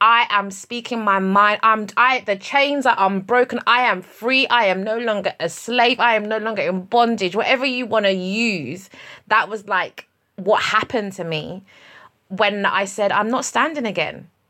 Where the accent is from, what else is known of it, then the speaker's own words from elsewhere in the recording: United Kingdom; I'm British Nigerian.